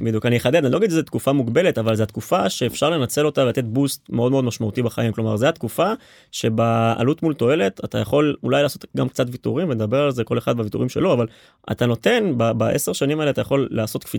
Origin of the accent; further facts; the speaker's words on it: Rishon LeZion, Central District, Israel; אני ממערב ראשון. גדלתי בקריית גנים